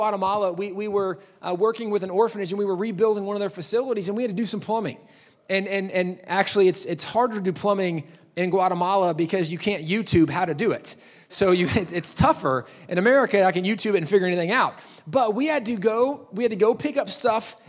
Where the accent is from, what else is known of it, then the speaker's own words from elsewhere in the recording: Texas, United States; I'm from Texas.